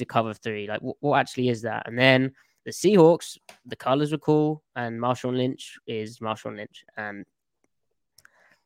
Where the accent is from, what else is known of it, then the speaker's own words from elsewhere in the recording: United Kingdom; as you may be able to tell from my accent, from England, near London. It's inside the M25